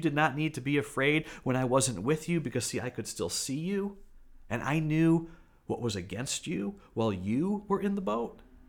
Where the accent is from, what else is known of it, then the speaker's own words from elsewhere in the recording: United States; as American followers of Jesus